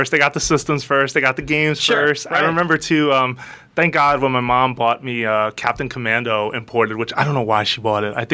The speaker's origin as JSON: {"language": "English", "town": "New York City", "region": "New York", "country": "United States", "tie": "born or raised there", "said": "I grew up in the Bronx"}